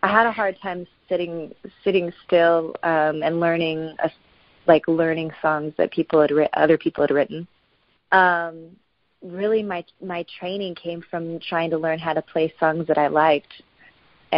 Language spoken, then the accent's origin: English; West Virginia, United States; also born or lived in Los Angeles, California; now in Nashville, United States; I was born in West Virginia